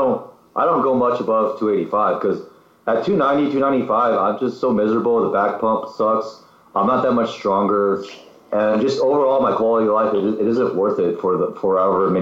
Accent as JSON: {"language": "English", "town": "San Diego", "region": "California", "country": "United States", "tie": "born or raised there", "said": "I grew up in San Diego"}